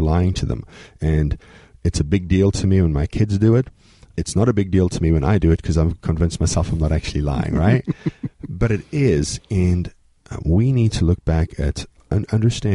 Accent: South Africa; moved away; I was born in South Africa.

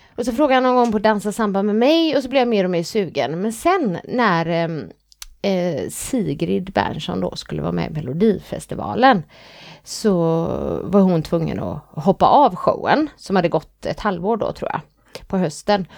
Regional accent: Gothenburg, Västra Götaland, Sweden; accent: Gothenburg dialect (göteborgska); Jag är, jag är, stolt över min göteborgska.

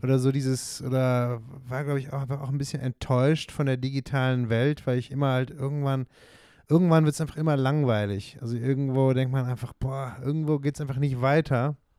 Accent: near Bonn, North Rhine-Westphalia, Germany; accent: Hochdeutsch; now in Switzerland; ich bin in der Nähe von Bonn aufgewachsen

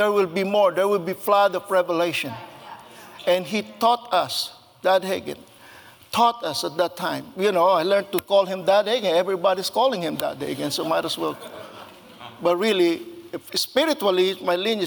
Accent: Philippines; moved away; I was born and raised in the Philippines

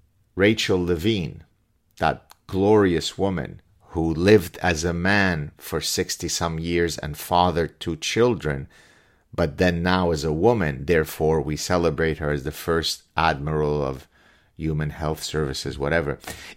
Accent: Canada; If the right thing doesn't happen tomorrow, and I'm Canadian again, I don't have a proverbial dog in the fight

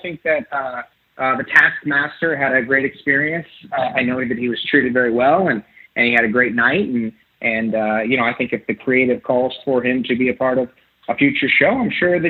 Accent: New York, United States; I'm a New Yorker

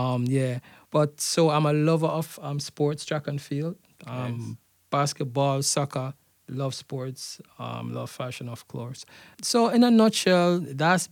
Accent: Jamaica; moved away; also born or lived in Canada / Florida; growing up in Jamaica

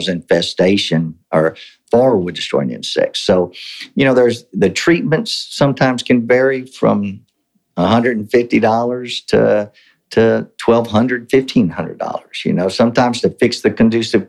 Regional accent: Victoria, Texas, United States; also born or lived in College Station, Texas; I was born in Victoria, Texas. My dad was a highway patrolman. My mom was a district clerk there in Victoria

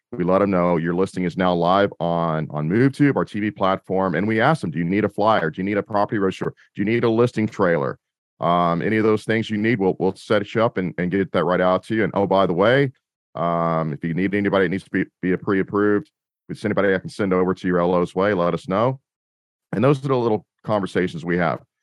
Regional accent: Austin, Texas, United States; moved away as an adult; now in Tampa Bay, United States; I'm originally from Austin, Texas, um, that's where I produced. I'm now in the Tampa Bay, Florida area

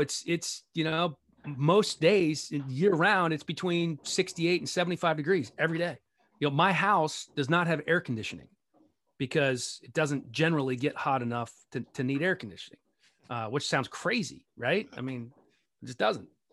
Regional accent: Gaithersburg, Maryland, United States; moved away as an adult; also born or lived in Rockville / Bethesda; I grew up in Gaithersburg, went to high school in Rockville.

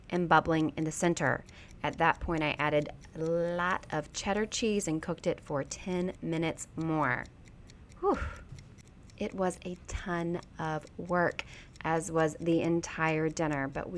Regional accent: Baxley, Georgia, United States; moved away; my hometown of Baxley, Georgia

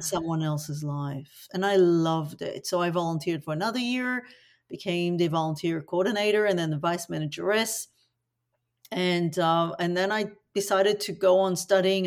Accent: Tel Aviv, Tel Aviv District, Israel; now in Australia; I was born in Tel Aviv in the nineteen seventies into tragedy

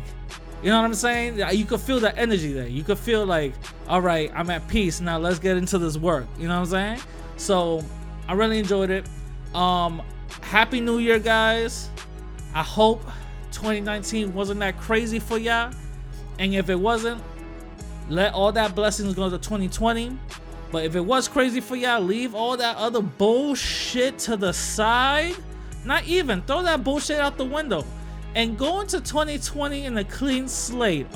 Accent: New York City, New York, United States; I'm, you know, from the Bronx

